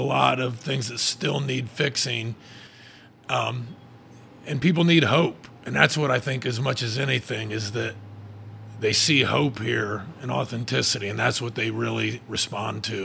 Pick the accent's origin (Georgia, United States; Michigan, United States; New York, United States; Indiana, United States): Indiana, United States; Fairmount; now in Muncie, United States; I'm from Fairmount, actually, which is a little tiny, tiny town, like 30 minutes from here